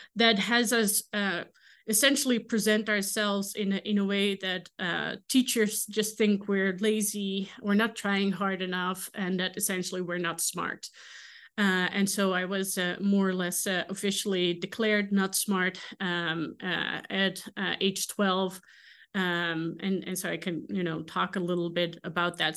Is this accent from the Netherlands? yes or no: yes; Netherlands; English is a second language; moved away as an adult; now in Kansas, United States; I am from the Netherlands